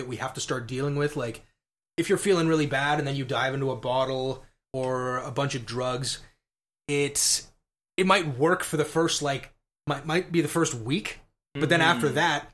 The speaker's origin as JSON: {"language": "English", "region": "Scotland", "country": "United Kingdom", "said": "as a Scotsman"}